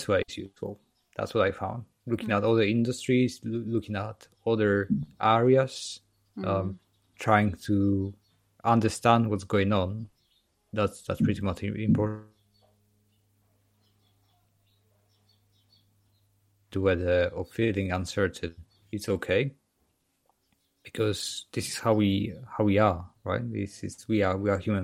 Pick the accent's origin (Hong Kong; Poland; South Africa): Poland; now in United Kingdom; I'm from Poland and live in the UK.